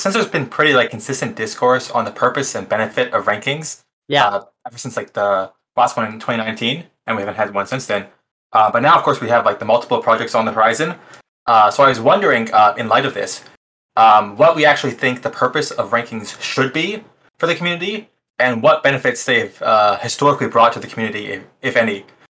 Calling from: Toronto, Ontario, Canada; I'm calling in from Toronto, Ontario, Canada.

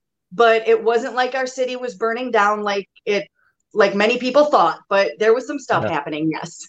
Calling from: Kenosha, Wisconsin, United States; I am in southeastern Wisconsin, Kenosha. So smack dab in between Milwaukee and Chicago.

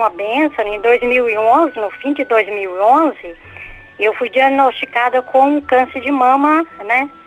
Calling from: São José dos Pinhais, Paraná, Brazil; São José dos Pinhais.

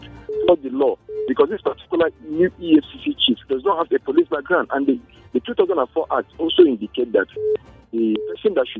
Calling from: Malaysia; I'm calling you from Malaysia

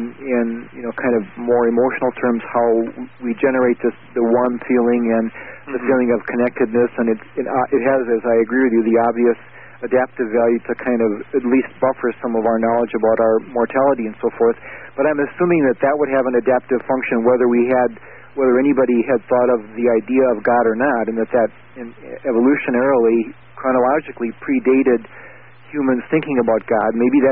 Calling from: North Dakota, United States; I'm calling you from North Dakota.

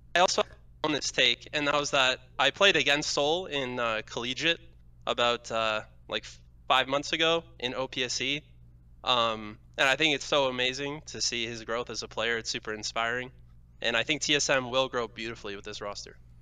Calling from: London, Ontario, Canada; I'm calling from, uh, around London, Ontario

